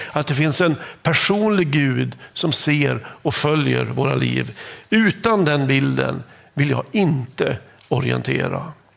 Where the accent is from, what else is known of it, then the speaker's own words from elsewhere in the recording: Norrland, Sweden; accent: Norrland (norrländsk); Jag har en liten norrländsk accent